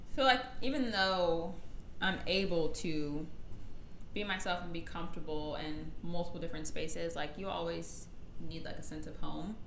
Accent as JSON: {"language": "English", "area": "Gwinnett County", "region": "Georgia", "country": "United States", "tie": "born or raised there", "said": "where we're from and how we were raised"}